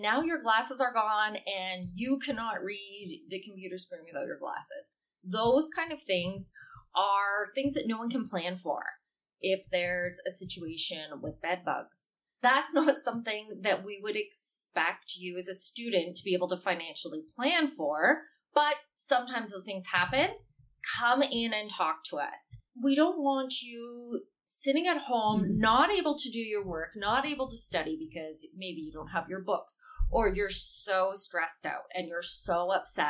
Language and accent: English; Canada; I'm Canadian and I've only lived in Canada